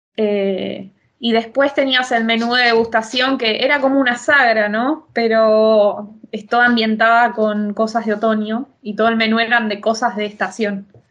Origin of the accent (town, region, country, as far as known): Argentina; now in Italy